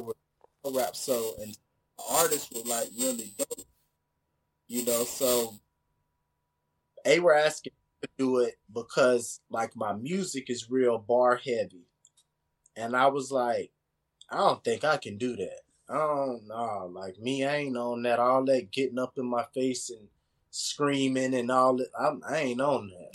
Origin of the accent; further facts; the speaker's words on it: Tampa, Florida, United States; I'm from Tampa, I'm not from the area